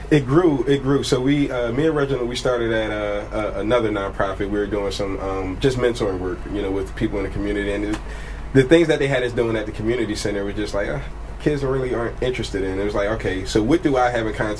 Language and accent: English; Philadelphia, Pennsylvania, United States; also born or lived in Milwaukee; I was born in North Philadelphia, um, but I was raised in up a place called Uptown